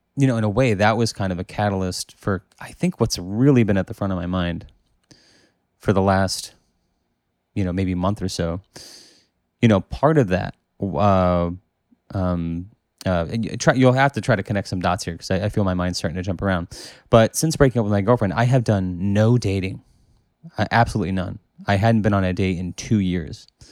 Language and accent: English; United States; I'm from America